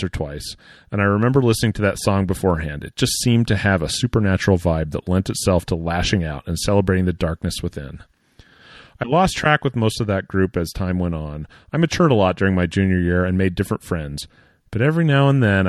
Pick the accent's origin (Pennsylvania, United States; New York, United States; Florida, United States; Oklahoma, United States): Oklahoma, United States; now in California, United States; where I grew up in Oklahoma